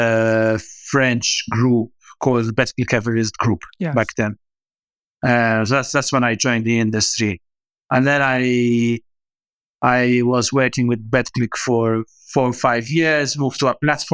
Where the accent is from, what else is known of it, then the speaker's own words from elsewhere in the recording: Malta; I actually always wanted to travel and leave, get out of Malta